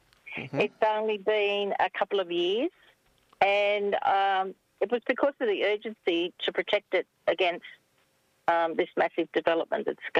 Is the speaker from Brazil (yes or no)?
no; Camden, New South Wales, Australia; now in Wallandilly, Australia; So I was born in Camden. I don't live in Camden anymore. My parents still do, but I live in Wallandilly, which is still all country.